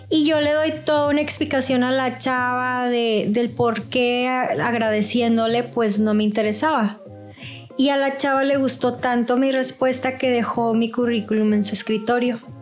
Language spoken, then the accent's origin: Spanish; Mexico; also born or lived in Mexico City; yo sí soy mexicano